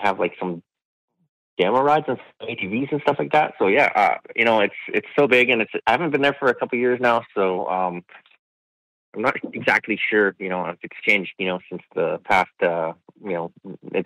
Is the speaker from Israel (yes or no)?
no; Saskatchewan, Canada; I'm from Saskatchewan, so we have big summers and big winters